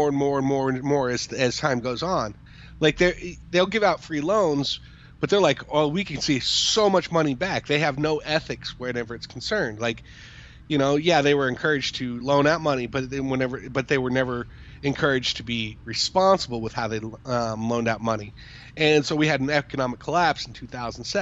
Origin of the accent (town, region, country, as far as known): United States